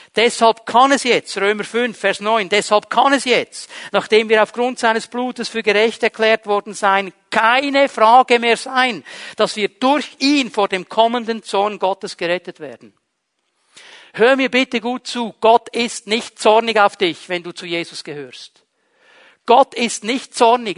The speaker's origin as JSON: {"language": "German", "country": "Switzerland", "tie": "born or raised there"}